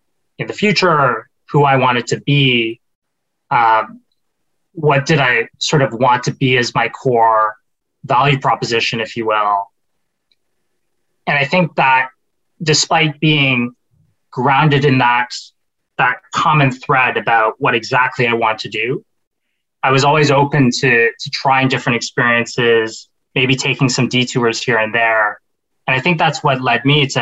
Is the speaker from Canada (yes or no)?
yes; Canada; growing up in Canada